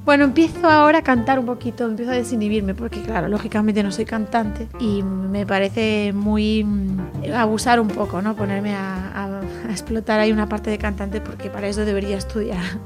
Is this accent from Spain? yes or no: yes; Galicia, Spain; una gallega toque flamenco